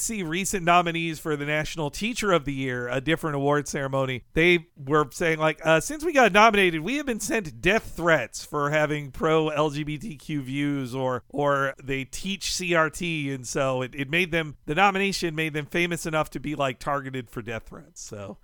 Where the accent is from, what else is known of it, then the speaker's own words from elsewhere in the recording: Florida, United States; I grew up in Florida